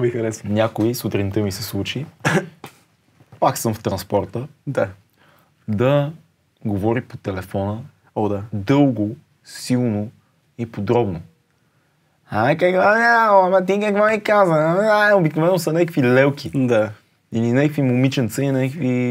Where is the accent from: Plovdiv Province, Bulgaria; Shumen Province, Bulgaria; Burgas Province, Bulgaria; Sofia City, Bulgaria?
Sofia City, Bulgaria; Sofia; Не съм кореняк, корена ми от друга но съм роден в София